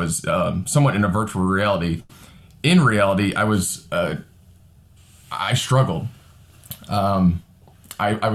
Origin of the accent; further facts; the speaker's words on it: Northwest Indiana, United States; I am a real estate agent in Southern Indiana and a deacon here at Pastor Brian's church. And I grew up in Northwest Indiana